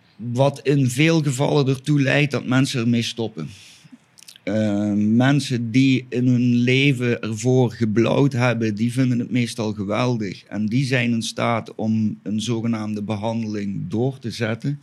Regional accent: Flanders, Belgium; moved away as an adult; now in Spain; ik kom toch dan weer uit België

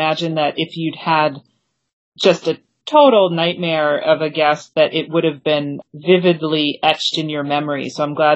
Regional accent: Maine, United States; moved away; It brought me back to my home state. And also, I can tell you, my first job was working at the little seafood restaurant in my village.

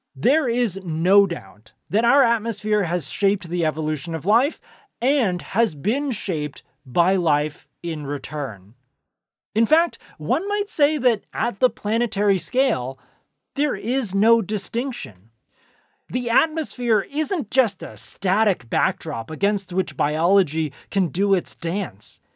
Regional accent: Silicon Valley, California, United States; I grew up in Silicon Valley, where it was common to go trick-or-treating at Steve Jobs' house

